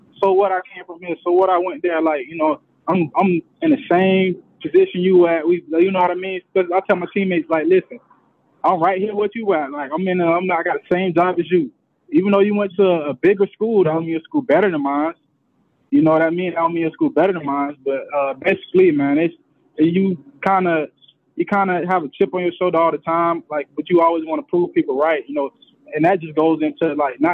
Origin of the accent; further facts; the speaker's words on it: Delray Beach, Florida, United States; I'm from Delray Beach